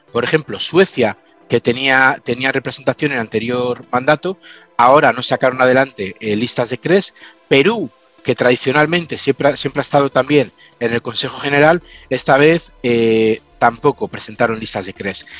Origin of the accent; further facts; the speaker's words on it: Valladolid, Castile and León, Spain; also born or lived in Manchester, United Kingdom; now in United Kingdom; yo soy de Valladolid